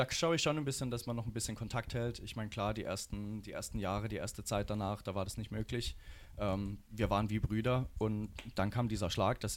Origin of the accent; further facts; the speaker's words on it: Rastatt, Baden-Württemberg, Germany; Weil ich komme hier aus der Region, ich komme aus Rastatt und da war halt das Fest.